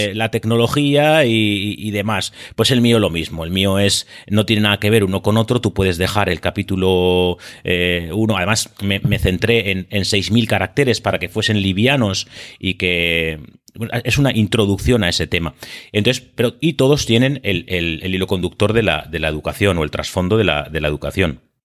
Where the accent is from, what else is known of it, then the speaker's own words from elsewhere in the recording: Biscay, Basque Country, Spain; accent: Biscayan; also born or lived in Seville; soy vizcaíno. Mm, como muestra el acento